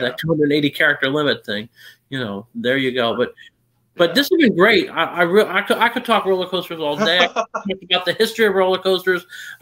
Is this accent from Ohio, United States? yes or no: no; near Pittsburgh, Pennsylvania, United States; I grew up near Pittsburgh